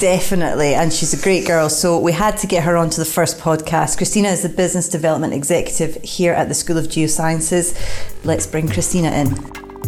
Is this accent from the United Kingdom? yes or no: yes; Glasgow, Scotland, United Kingdom; moved away as an adult; now in Edinburgh, United Kingdom; I live here. I'm not from here. I'm from Glasgow